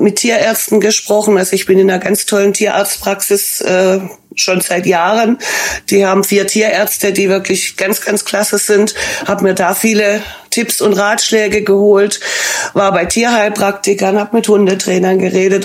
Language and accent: German; Stuttgart, Baden-Württemberg, Germany; accent: Swabian; moved away as an adult; now in Dortmund, Germany; Ich bin ursprünglich aus Stuttgart